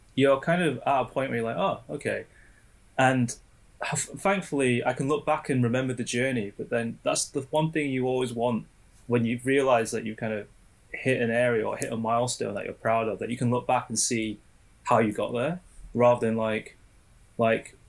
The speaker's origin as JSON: {"language": "English", "town": "Sheffield", "region": "Yorkshire and the Humber", "country": "United Kingdom", "tie": "born or raised there", "said": "my hometown, Sheffield"}